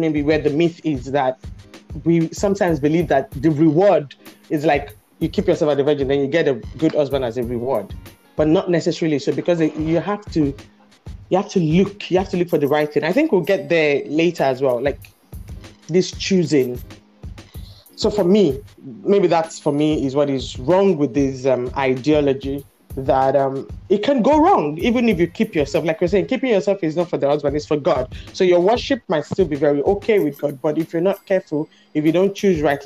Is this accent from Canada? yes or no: no; Nigeria; growing up in Nigeria, in a small town, very churchy, very cultural, traditional, and religious